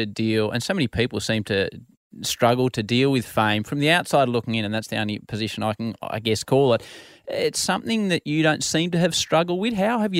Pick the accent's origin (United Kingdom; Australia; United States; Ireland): Australia; love our country and I couldn't be more proud to be Australian.